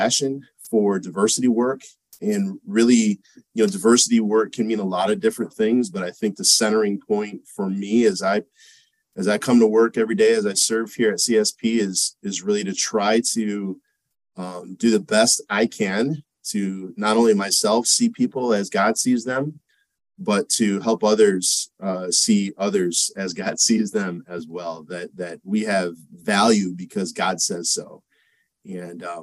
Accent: Monroe, Michigan, United States; I'm from Michigan. I grew up there, a town called Monroe, Michigan

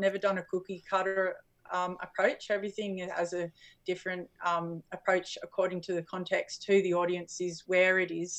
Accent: Australia; I'm Australian

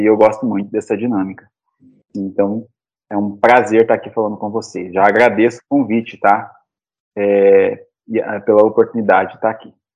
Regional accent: Cáceres, Mato Grosso, Brazil; Eu sou de Cáceres, natural de Cáceres

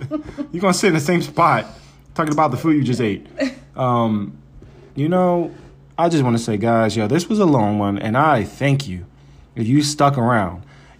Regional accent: Philadelphia, Pennsylvania, United States; I'm from Philly.

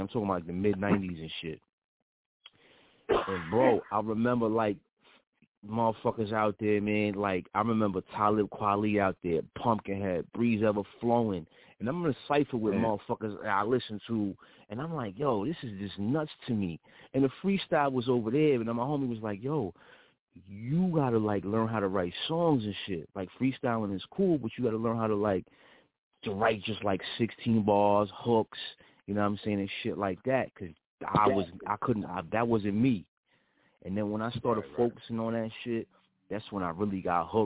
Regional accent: Middletown, New York, United States; born or raised there

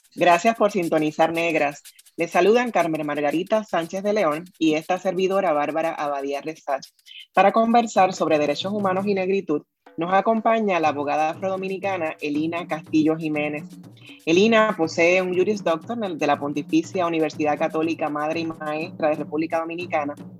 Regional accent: Puerto Rico; nuestra experiencia en Puerto Rico

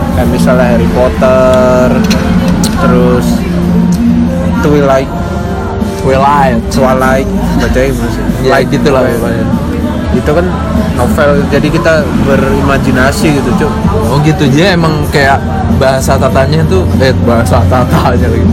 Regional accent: Blitar, East Java, Indonesia; now in Malang, Indonesia; gue orang Blitar

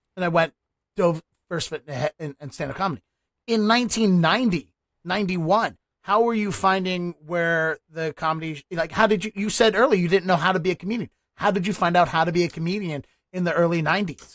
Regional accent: Baltimore, Maryland, United States; accent: Baltimore; moved away as an adult; now in Boston, United States; I'm not from here. I'm from Baltimore. I've lived here for ten

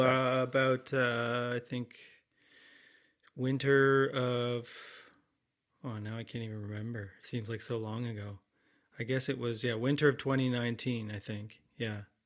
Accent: London, Ontario, Canada; moved away as an adult; also born or lived in Boston / New York / Toronto; now in Creemore, Canada; I'm from London, Ontario originally

